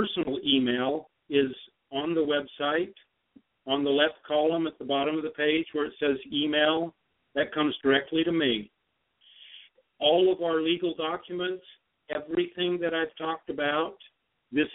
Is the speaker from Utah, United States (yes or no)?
yes; Utah, United States; I'm a Western guy. I'm from Utah.